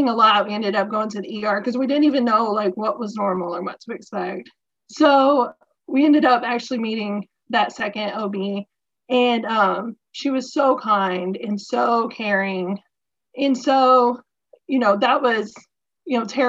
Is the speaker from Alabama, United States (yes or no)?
no; Atlanta, Georgia, United States; moved away as an adult; also born or lived in South Carolina; now in Virginia, United States; I'm originally from Georgia, the Atlanta area, and I moved to South Carolina after college